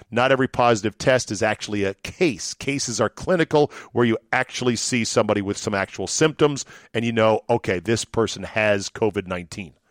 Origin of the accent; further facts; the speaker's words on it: Green Bay, Wisconsin, United States; I'm from Green Bay, Zabe, you know, Packers, meat packing.